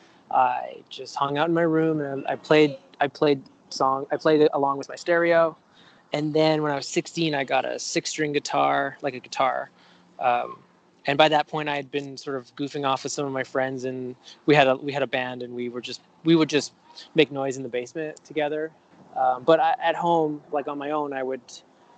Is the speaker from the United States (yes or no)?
no; Vancouver, British Columbia, Canada; I grew up in Vancouver. Yeah, just on the west side of Vancouver. And aside from a year that I spent in Europe, I've lived here my whole life